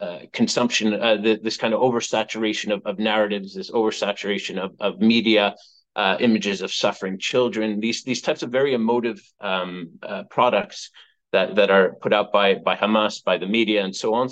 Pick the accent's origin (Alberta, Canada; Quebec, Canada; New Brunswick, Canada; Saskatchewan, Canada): Quebec, Canada; Montreal; moved away; I'm originally from Montreal